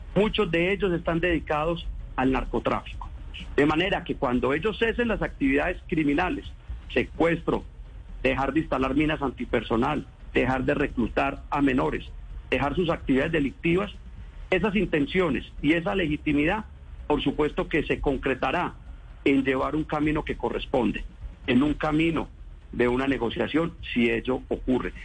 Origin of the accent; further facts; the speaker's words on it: Colombia; nosotros como gobierno colombiano